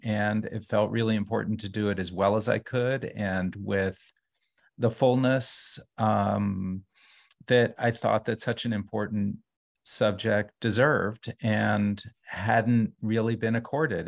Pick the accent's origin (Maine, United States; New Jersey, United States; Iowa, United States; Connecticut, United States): Connecticut, United States; New Haven; moved away as an adult; also born or lived in Brooklyn; now in New Haven, United States; growing up in New Haven